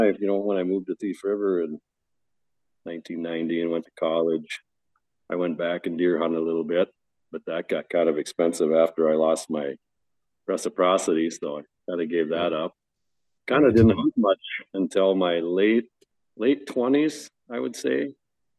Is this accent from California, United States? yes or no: no; North Dakota, United States; I grew up in North Dakota and that's what I got started on with waterfowl